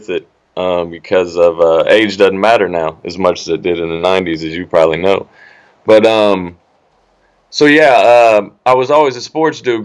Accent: Indianapolis, Indiana, United States; I'm from Indianapolis, Indiana

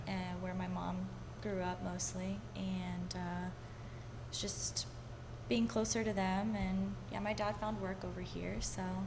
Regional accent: Mount Dora, Florida, United States; also born or lived in Winter Park, Florida; I grew up in Mount Dora

